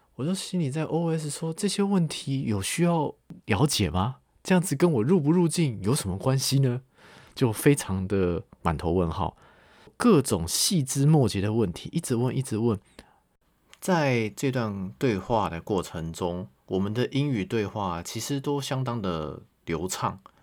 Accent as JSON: {"language": "Chinese", "country": "Taiwan", "said": "那对于我一个台湾人来说，以色列理论上是免签的"}